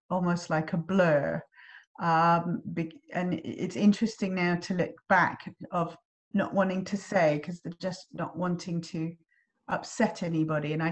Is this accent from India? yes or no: no; England, United Kingdom; now in Australia; I'm English and I live in Australia and you're Australian and you live in England.